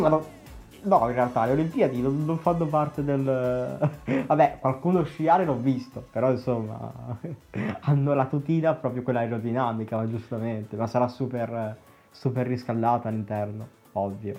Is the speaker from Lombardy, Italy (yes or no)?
yes; a small town in the Mantua area, Lombardy, Italy